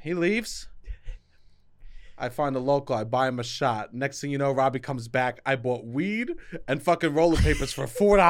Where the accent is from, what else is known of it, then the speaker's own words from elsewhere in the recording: New York, United States; I go, we're from New York. It's legal there.